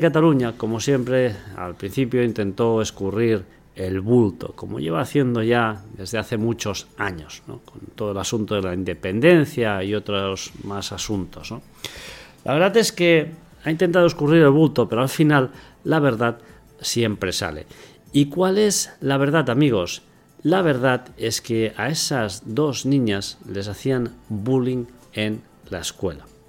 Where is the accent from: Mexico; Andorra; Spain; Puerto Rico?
Andorra; yo vivo en Andorra y soy andorrano y no soy español